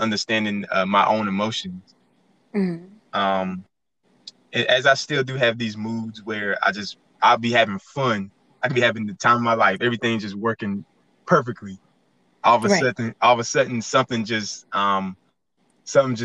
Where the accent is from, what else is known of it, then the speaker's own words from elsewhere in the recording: Goldsboro, North Carolina, United States; moved away as an adult; also born or lived in Elizabeth City, North Carolina / Pembroke, North Carolina; now in Fayetteville, United States; I'm from Goldsboro, North Carolina. And I moved to Fayetteville after graduating college